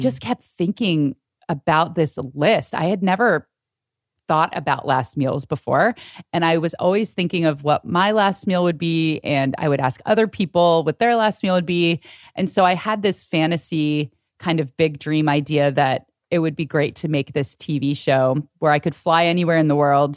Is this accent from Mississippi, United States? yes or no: no; San Francisco Bay Area, California, United States; born or raised there